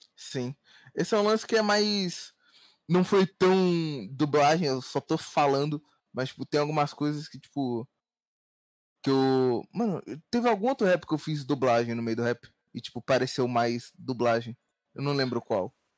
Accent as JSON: {"language": "Portuguese", "region": "Rio de Janeiro", "country": "Brazil", "tie": "born or raised there", "moved": "as an adult", "said": "Eu sou do Rio, né? Nativo do Rio."}